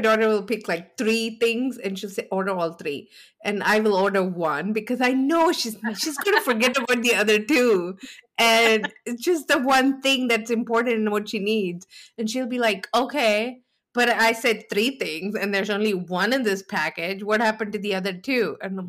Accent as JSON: {"language": "English", "country": "India", "moved": "yes", "lives_now": "United States", "said": "Even when I came from India and I was more comfortable in Walmart than I was in the mall because I would walk into the mall and I didn't understand what I was looking at."}